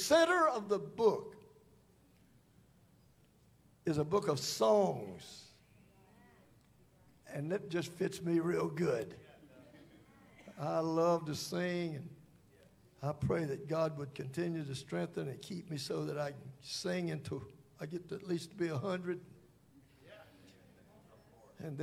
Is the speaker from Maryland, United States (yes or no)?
no; Holly Springs, Mississippi, United States; I was born in Holly Springs, Mississippi. Big town of Holly Springs